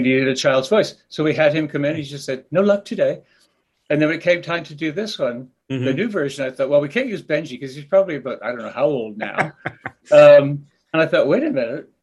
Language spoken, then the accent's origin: English; Canada; also born or lived in Wales; I was growing up in Canada